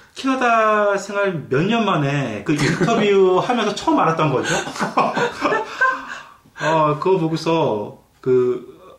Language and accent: Korean; South Korea; now in London, Canada; 이제 한국인으로서 이제 한국 교포로서는